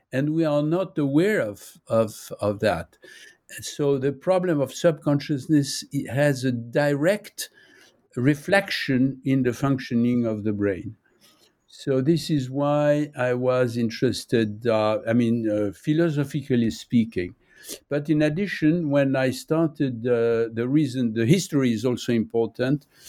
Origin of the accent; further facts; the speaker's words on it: Nice, Provence-Alpes-Côte d'Azur, France; English is a second language; now in Paris, France; I was born in Nice. Uh, I'm living in Paris